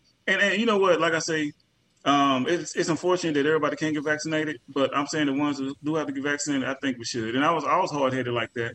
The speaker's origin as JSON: {"language": "English", "region": "Texas", "country": "United States", "said": "I'm a Texan too"}